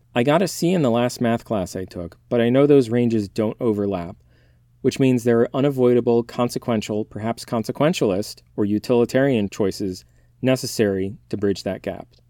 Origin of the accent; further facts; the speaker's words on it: United States; Speaking as an American, we are raised on the manifest destiny